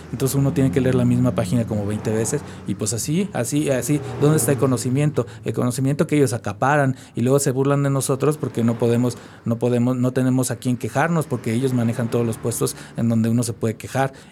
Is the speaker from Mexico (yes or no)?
yes; State of Mexico, Mexico; Y, yo dije, ¿pero por qué en Tláhuac si yo vengo del Estado de México?